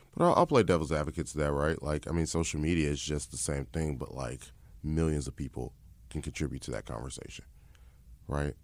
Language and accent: English; Chicago, Illinois, United States; I'm born and raised in Chicago